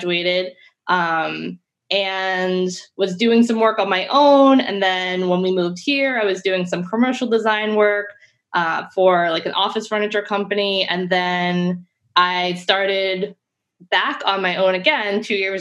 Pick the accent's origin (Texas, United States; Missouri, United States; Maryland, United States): Maryland, United States; Harford County; moved away as an adult; also born or lived in Baltimore / Syracuse; I am originally from Harford County, but I went to like a K-12 school in Baltimore City